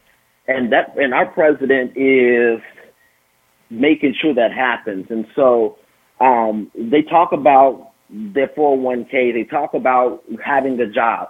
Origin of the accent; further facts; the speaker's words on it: Illinois, United States; I'm from Illinois